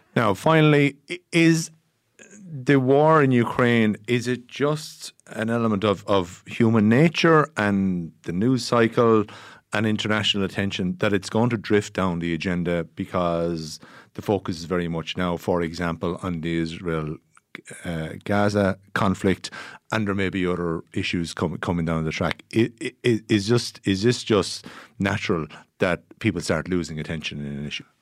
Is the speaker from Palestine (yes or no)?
no; Ireland; we, as Irish people